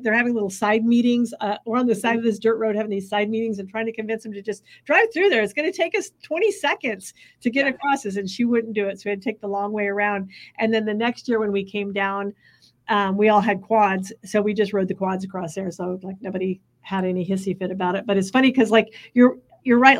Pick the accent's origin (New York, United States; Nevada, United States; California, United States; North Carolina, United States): California, United States; Bakersfield; I grew up in California, but I grew up in Bakersfield, California